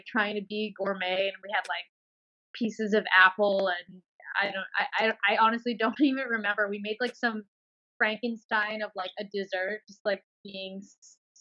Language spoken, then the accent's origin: English; New York City, New York, United States; I grew up in Bayside, Queens.